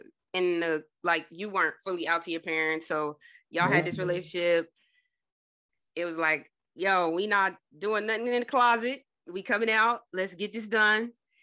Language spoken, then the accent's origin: English; New Jersey, United States; I'm from Jersey